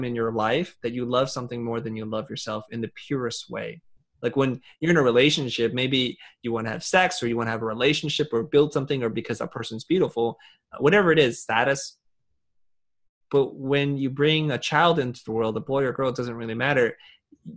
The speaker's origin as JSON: {"language": "English", "country": "Vietnam", "moved": "yes", "said": "I'm originally from Vietnam"}